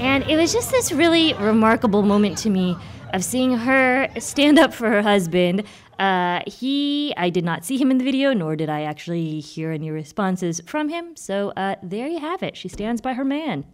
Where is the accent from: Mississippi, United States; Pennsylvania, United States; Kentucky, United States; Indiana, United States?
Indiana, United States; now in Massachusetts, United States; my home state, Indiana, and my current state of Massachusetts